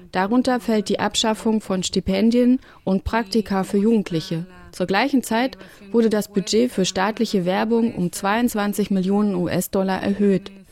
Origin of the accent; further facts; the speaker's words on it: El Salvador; Ich bin aus El Salvador.